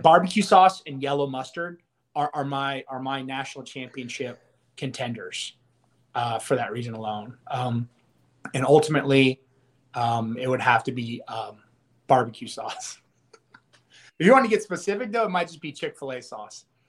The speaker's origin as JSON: {"language": "English", "town": "Dallas", "region": "Texas", "country": "United States", "tie": "born or raised there", "said": "I grew up in Dallas"}